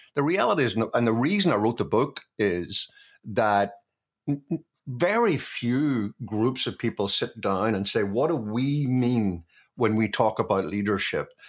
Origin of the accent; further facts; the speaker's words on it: Belfast, Northern Ireland, United Kingdom; moved away; I grew up in Belfast